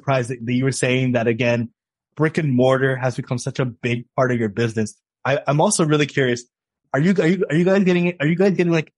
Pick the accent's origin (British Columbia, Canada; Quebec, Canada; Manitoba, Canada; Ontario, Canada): Ontario, Canada; Toronto; I'm from Scarborough